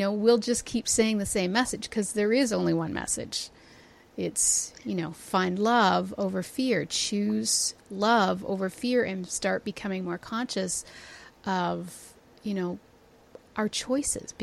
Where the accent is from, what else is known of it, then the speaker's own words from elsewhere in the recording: Toronto, Ontario, Canada; I'm from Toronto